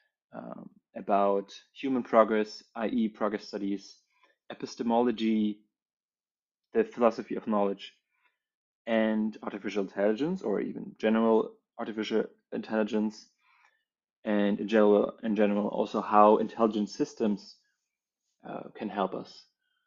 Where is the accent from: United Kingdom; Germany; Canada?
Germany; also born or lived in Berlin; I grew up in Germany.